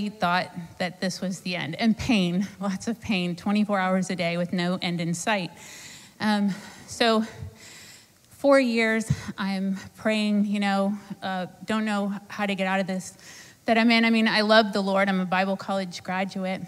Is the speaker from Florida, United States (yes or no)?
yes; Sarasota, Florida, United States; I'm from Sarasota, Florida